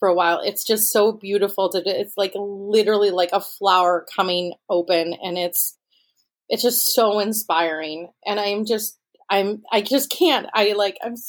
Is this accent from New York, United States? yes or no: yes; Rochester, New York, United States; I grew up in Rochester, New York, where Wegmans originated